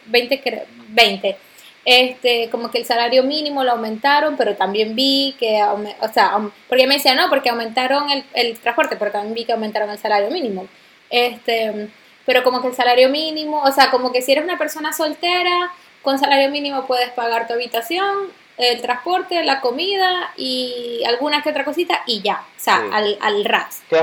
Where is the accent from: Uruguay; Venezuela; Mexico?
Venezuela; moved away; nosotros somos venezolanos.